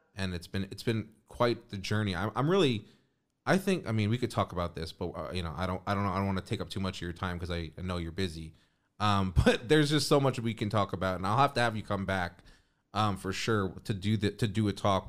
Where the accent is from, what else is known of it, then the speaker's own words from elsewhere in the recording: New York, United States; growing up in New York and having access to go to the beach